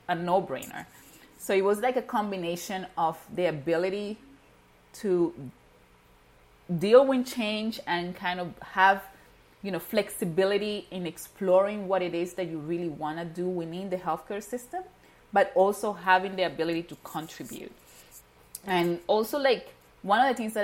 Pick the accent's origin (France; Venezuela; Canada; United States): Venezuela; moved away; I was born and raised in Venezuela. My parents are Haitian